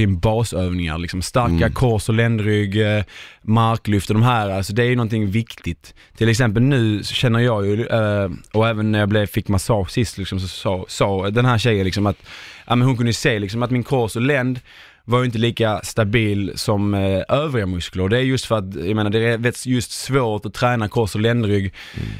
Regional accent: Sweden; vi svenskar

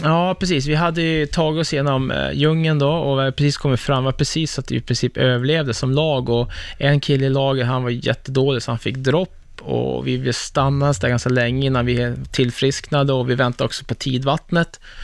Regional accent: Örnsköldsvik, Västernorrland County, Sweden; jag är från Örnsköldsvik. Liksom, ja. jag, jag är ju bara en Norrlandskille

